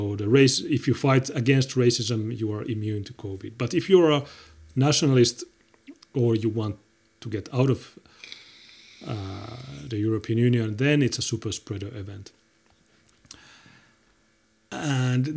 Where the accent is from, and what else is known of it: Finland